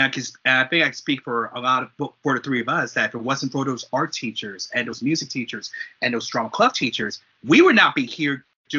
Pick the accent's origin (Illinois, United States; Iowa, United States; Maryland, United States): Maryland, United States; Prince George's County; growing up in Prince George's County, Maryland